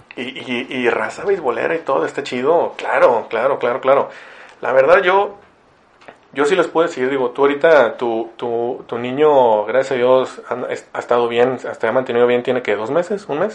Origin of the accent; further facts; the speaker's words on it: Ciudad Victoria, Tamaulipas, Mexico; now in Monterrey, Mexico; yo no crecí aquí en Monterrey, crecí en Victoria